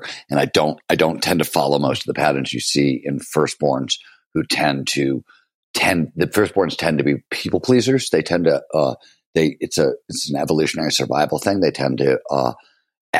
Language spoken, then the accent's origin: English; Cleveland, Ohio, United States; also born or lived in Chicago; I was born in Chicago, but we moved to Cleveland very early on